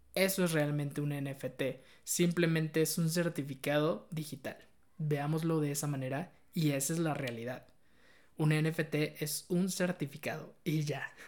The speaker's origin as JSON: {"language": "Spanish", "country": "Mexico", "said": "soy mexicano"}